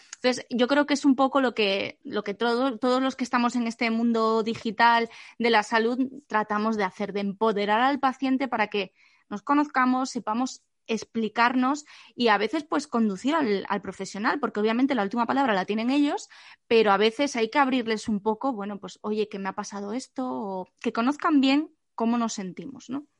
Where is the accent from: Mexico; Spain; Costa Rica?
Spain; Asturias; hasta mi tierra querida, hasta Asturias